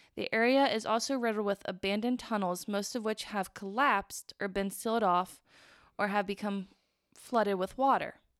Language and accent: English; Midwest, United States; accent: plain Midwestern; we're from the Midwest